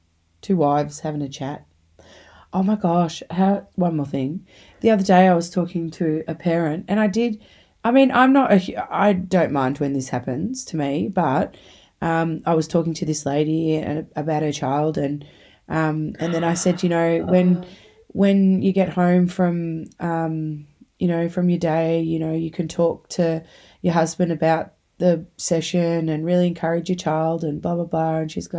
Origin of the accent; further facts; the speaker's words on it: St. Catharines, Ontario, Canada; I'm from St. Catharines.